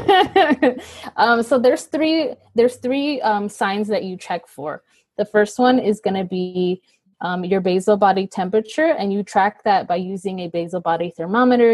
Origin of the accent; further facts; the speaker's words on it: Los Angeles, California, United States; I am from Los Angeles, born and raised here